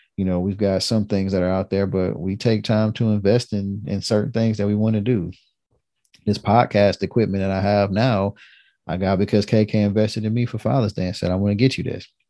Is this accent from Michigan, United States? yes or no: yes; Detroit, Michigan, United States; I'm from Detroit